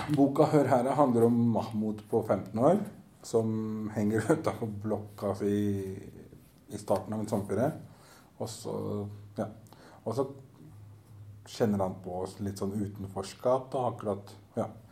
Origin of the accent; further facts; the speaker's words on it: Oslo, Norway; also born or lived in Groruddalen, Oslo; jeg er oppvokst på Grünerløkka nede i sentrum, så jeg er ikke fra østkanten.